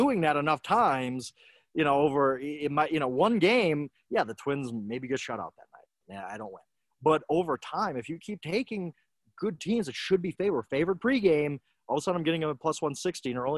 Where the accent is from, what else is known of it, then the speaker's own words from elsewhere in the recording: Milwaukee, Wisconsin, United States; I was born in Milwaukee. I'm a lifelong Bucks fan